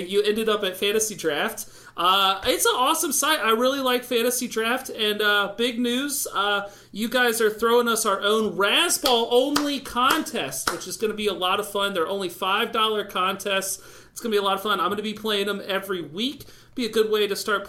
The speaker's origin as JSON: {"language": "English", "town": "Davidson", "region": "North Carolina", "country": "United States", "tie": "born or raised there", "said": "I grew up all 18 years of my life right across from the campus"}